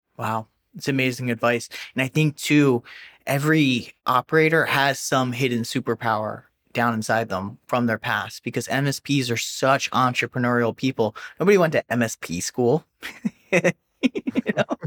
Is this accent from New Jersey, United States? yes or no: yes; New Jersey, United States; I'm from New Jersey